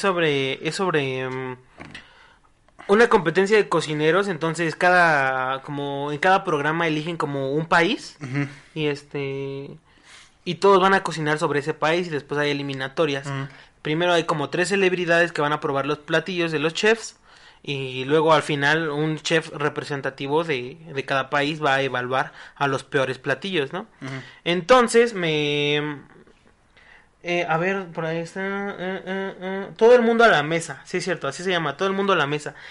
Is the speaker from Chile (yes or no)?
no; Mexico; a mí como mexicano